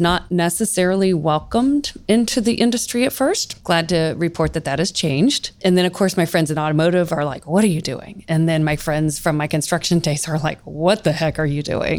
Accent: Central Ohio, United States; Born and raised in Central Ohio, have lived in a few different places, but Columbus is my home.

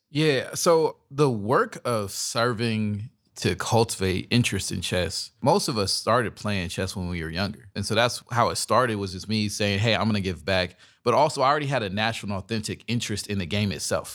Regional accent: Dallas, Texas, United States; I'm from Dallas

